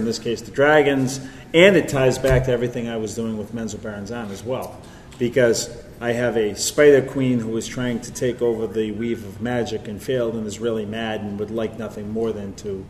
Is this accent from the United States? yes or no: no; Canada; I'm Canadian.